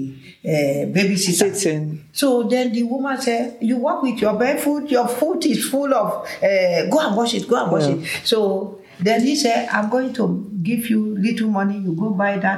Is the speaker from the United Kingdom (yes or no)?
no; Ijumu, Kogi, Nigeria; also born or lived in Oshogbo; because we are from Ijumu area